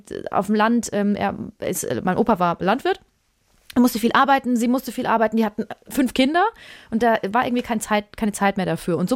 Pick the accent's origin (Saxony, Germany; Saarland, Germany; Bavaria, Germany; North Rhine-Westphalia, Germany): Bavaria, Germany; ich bin in Bayern aufgewachsen, in einem kleinen Dorf